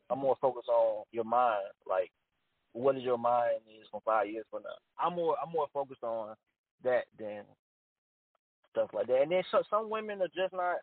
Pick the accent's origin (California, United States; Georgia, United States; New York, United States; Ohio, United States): Georgia, United States; Columbus; the 706 part, uh, I'm from Columbia, Georgia, so that's our area code.